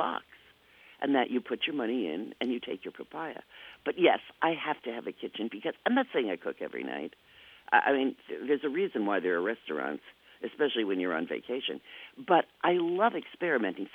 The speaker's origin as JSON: {"language": "English", "area": "Jersey Shore", "region": "New Jersey", "country": "United States", "tie": "born or raised there", "moved": "yes", "lives_now": "St. Paul, United States", "said": "I was raised on the Jersey Shore"}